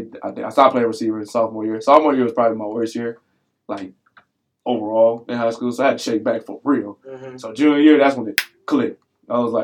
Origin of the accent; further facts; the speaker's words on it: Memphis, Tennessee, United States; I was raised in Memphis.